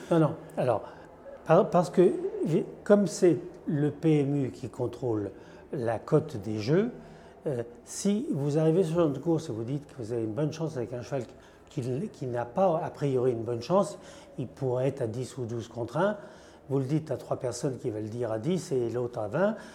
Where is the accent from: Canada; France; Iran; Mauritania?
France; en tant que Français